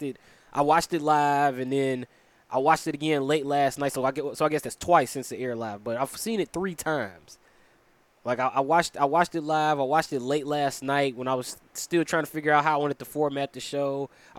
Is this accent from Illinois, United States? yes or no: yes; Chicago, Illinois, United States; coming to you from my hometown of Chicago, Illinois, from the 10616 Production Studios